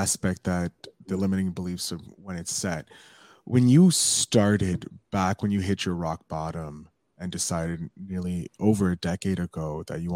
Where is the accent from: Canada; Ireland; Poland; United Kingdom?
Canada; as a Canadian, a fellow Canadian